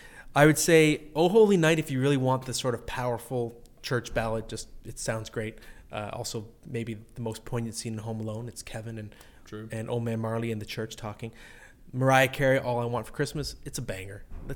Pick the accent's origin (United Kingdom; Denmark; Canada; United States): Canada; cheering for Canada, which, of course, I did as a Canadian growing up.